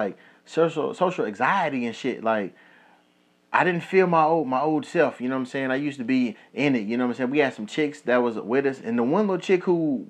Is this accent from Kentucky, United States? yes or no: yes; Kentucky, United States; now in Las Vegas, United States; my hometown in Kentucky